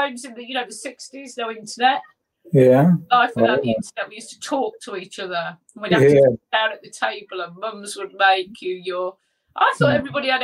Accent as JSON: {"language": "English", "town": "Leicester", "region": "East Midlands", "country": "United Kingdom", "tie": "born or raised there", "also_born_or_lived": "Blandford Forum, Dorset", "said": "he moved down to Blandford Forum in Dorset, where I was born. Mm-hmm. Don't remember any of that, although mum and dad often reminded me. And then they moved back to Leicester"}